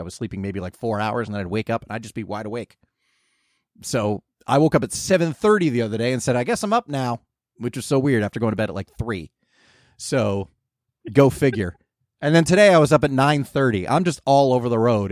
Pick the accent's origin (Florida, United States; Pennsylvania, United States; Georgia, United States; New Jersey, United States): New Jersey, United States; moved away as an adult; also born or lived in California; growing up in Jersey where we get the complete spectrum of weather